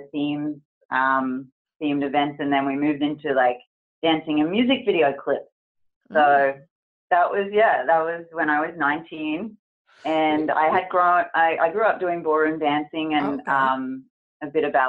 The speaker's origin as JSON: {"language": "English", "town": "Rathdowney", "region": "Queensland", "country": "Australia", "tie": "born or raised there", "said": "I'm from Australia, and I grew up on a farm, a dairy farm actually. And while growing up on the farm, my mum always had a passion for musicals and plays. And so she would direct plays and musicals in my small town of Rathdowney in Queensland, Australia"}